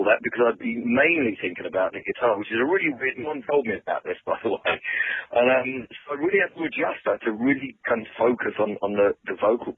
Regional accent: London, United Kingdom; moved away; we're all from London

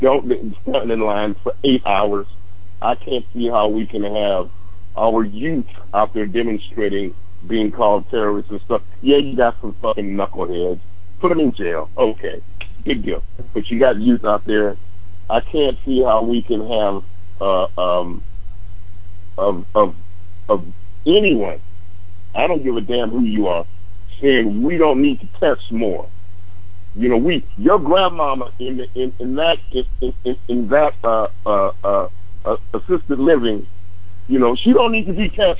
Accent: United States; as an American

